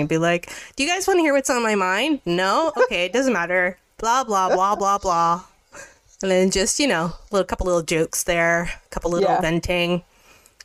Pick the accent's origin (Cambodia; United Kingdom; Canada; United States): Canada; Mississauga, Ontario; now in Toronto, Canada; I grew up in Mississauga, but live in the downtown area.